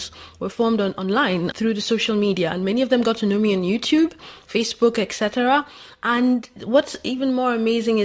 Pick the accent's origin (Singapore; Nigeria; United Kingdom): Nigeria; moved away as an adult; now in France; I'm from Nigeria